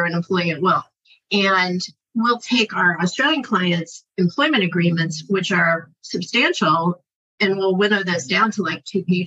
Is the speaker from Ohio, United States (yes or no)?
yes; Ohio, United States; now in California, United States; I'm from Ohio